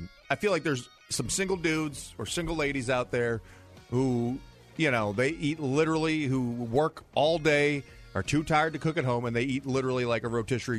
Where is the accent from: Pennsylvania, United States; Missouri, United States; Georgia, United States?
Missouri, United States; I'm from Missouri, Dave.